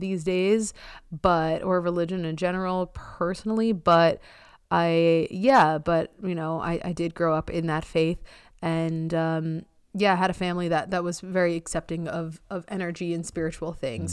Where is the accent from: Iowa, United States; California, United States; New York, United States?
New York, United States; Long Island; also born or lived in Amherst, Massachusetts; where I grew up on Long Island is very competitive.